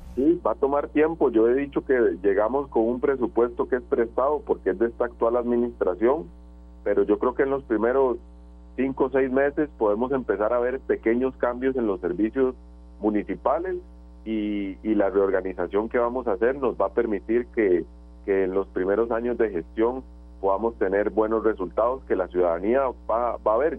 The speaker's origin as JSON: {"language": "Spanish", "region": "San José", "country": "Costa Rica", "tie": "born or raised there", "said": "soy vecino de Zapote de toda la vida"}